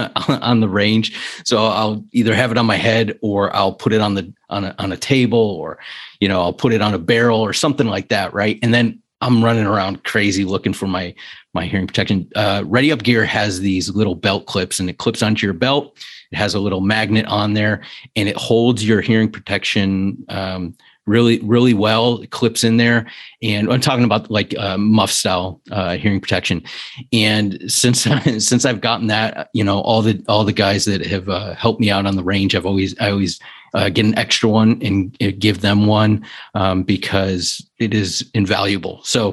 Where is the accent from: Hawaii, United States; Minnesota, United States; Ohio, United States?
Ohio, United States; Cleveland; born there; now in Columbus, United States; Yeah, I was born in Cleveland, but I'm in Columbus, a couple hours away from you.